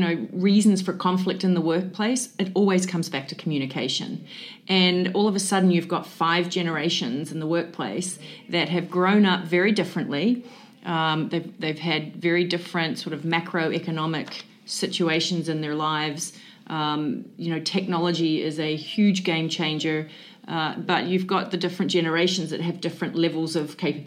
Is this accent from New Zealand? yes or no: yes; New Zealand; now in Central Florida, United States; I'm originally from New Zealand.